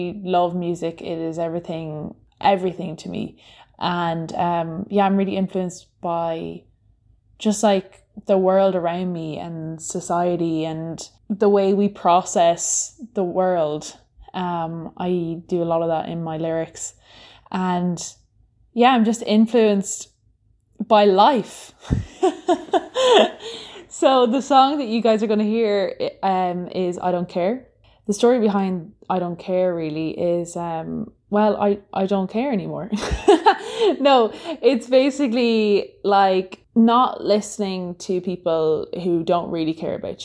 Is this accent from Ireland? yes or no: yes; Ireland; I'm from Ireland